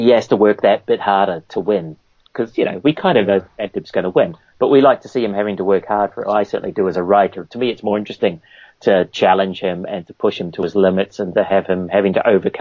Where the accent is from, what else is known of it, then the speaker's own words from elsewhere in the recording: Auckland, New Zealand; moved away as an adult; also born or lived in Cambridge, New Zealand; now in United Kingdom; I'm from the North Island. Cambridge in the North Island, but basically grew up in Auckland.